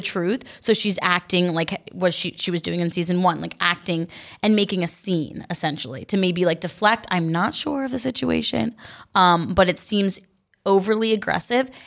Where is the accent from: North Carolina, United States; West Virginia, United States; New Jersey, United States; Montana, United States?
New Jersey, United States; I'm from New Jersey